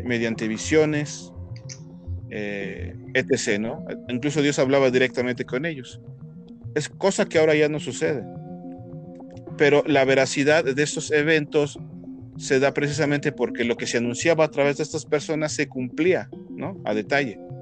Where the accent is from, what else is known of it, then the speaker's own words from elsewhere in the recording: Mexico; aquí en Latinoamérica y aquí como mexicanos